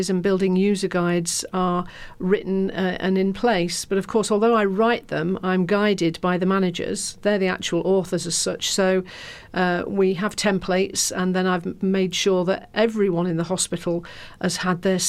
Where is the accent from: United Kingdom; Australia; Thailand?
United Kingdom; Lincolnshire, East Midlands; now in London, United Kingdom; I come from Lincolnshire, and my mum's still up there.